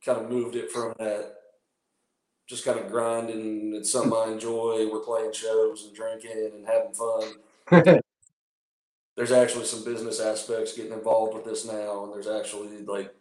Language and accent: English; North Carolina, United States; my hometown in North Carolina